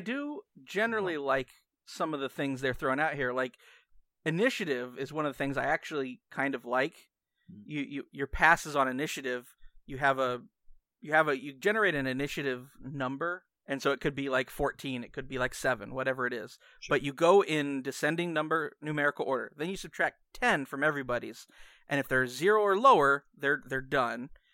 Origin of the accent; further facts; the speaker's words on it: United States; I'm American.